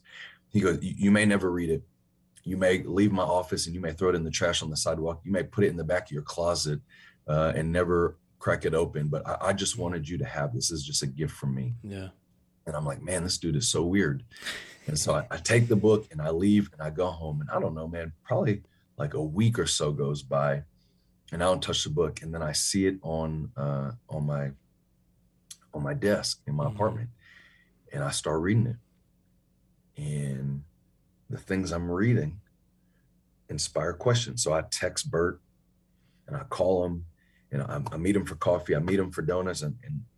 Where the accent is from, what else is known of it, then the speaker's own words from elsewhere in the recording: Chicago, Illinois, United States; moved away; also born or lived in New York / Huntsville, Texas; I'm born in New York. I grew up in Chicago.